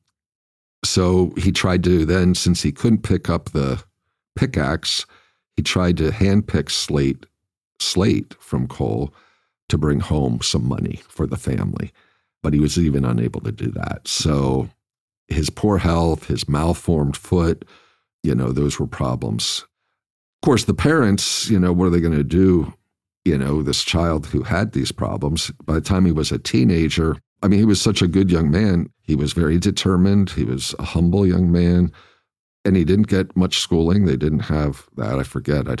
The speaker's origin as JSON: {"language": "English", "town": "Mahanoy City", "region": "Pennsylvania", "country": "United States", "tie": "born or raised there", "moved": "yes", "said": "I was from, I was born in Mahanoy City"}